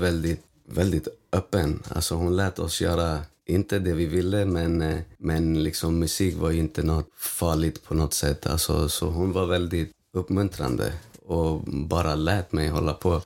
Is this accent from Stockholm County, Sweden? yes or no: yes; Stockholm, Stockholm County, Sweden; När jag tänker på min uppväxt och på Vårberg